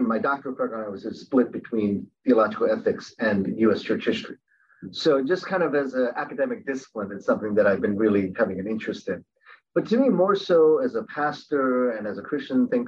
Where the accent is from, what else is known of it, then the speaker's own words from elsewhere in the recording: Baltimore, Maryland, United States; also born or lived in Korea; we ended up living in an inner city neighborhood in Baltimore.